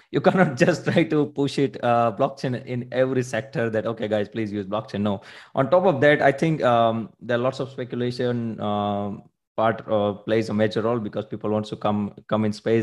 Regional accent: India; now in Munich, Germany; I am basically from India

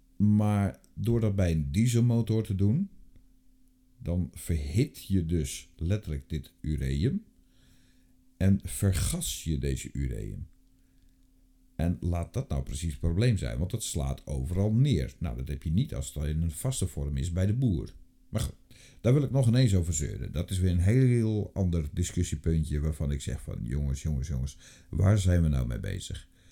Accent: North Brabant, Netherlands; ik kom zelf uit Brabant

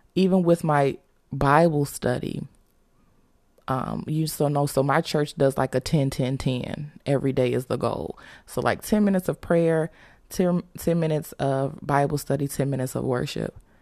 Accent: Chicago, Illinois, United States; we're from Chicago, so we're used to snow

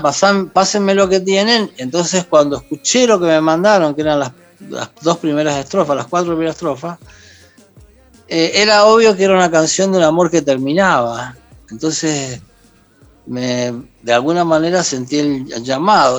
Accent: Argentina; moved away as an adult; also born or lived in Mexico; volví a la Pachamama, volví a mi tierra, volví

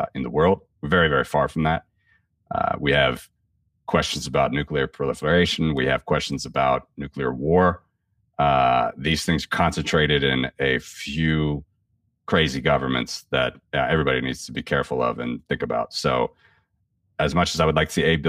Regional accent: Ohio, United States; moved away; I'm from the Midwest originally. I'm from Ohio.

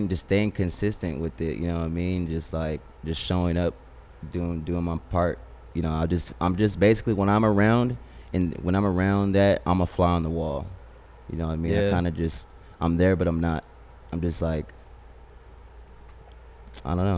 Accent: West Covina, California, United States; I come from the Cove

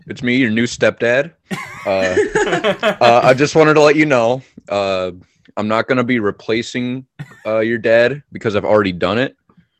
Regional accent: Amherst, Ohio, United States; also born or lived in South Carolina; I'm from Amherst

